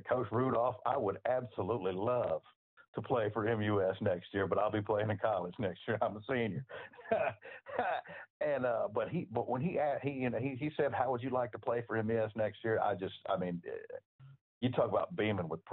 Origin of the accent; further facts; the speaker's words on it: Houston, Texas, United States; moved away; also born or lived in Memphis; I was born and raised in Southeast Texas in Houston, in football Mecca.